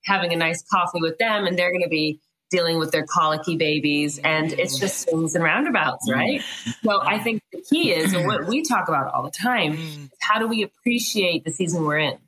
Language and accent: English; United States; now in New Zealand; I'm from the States